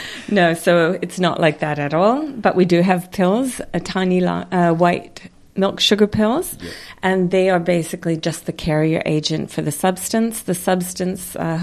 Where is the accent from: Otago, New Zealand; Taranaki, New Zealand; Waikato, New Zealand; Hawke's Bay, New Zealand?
Hawke's Bay, New Zealand; Napier; I am from Napier